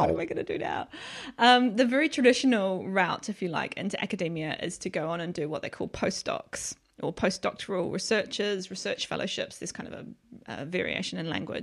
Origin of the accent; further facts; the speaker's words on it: New Zealand; moved away as an adult; now in United Kingdom; I'm from New Zealand, so I was obviously in New Zealand